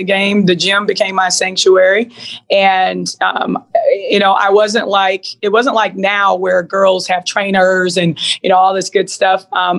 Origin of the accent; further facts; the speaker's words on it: Seattle, Washington, United States; also born or lived in Louisiana; So I grew up in Seattle before moving to Louisiana at a time where, you know, gangbanging, Crips and Bloods was like a thing.